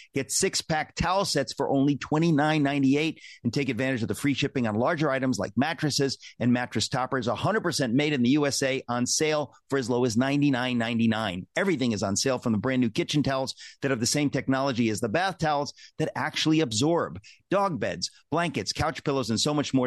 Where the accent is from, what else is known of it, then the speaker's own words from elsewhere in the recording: New York, United States; I'm a New Yorker